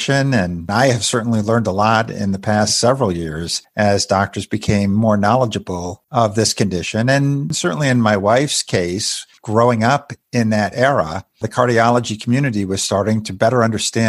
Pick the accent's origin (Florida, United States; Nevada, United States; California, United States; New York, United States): New York, United States; Western; I was playing competitive ice hockey growing up in Western New York.